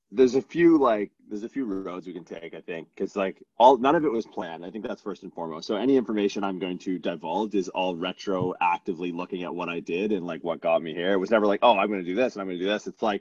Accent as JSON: {"language": "English", "country": "Canada", "said": "Where are you from? I'm from Canada."}